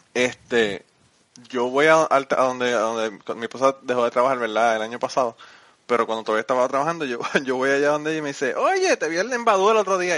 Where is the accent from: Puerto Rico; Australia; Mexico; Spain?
Puerto Rico; Utuado; yo soy de Utuado, pero nosotros, nosotros somos del pueblo